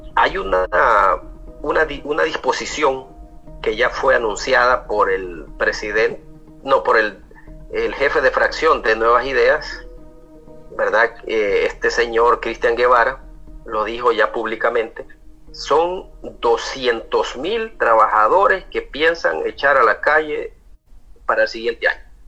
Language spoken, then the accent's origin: Spanish; El Salvador; como salvadoreños